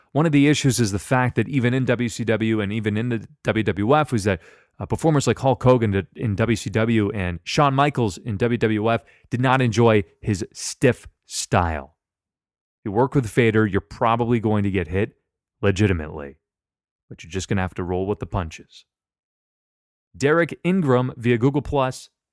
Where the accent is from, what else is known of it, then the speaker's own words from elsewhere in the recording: Canada; I'm Canadian too.